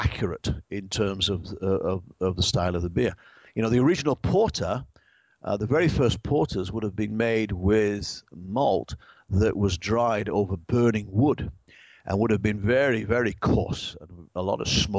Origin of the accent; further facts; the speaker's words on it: England, United Kingdom; now in United States; I'm English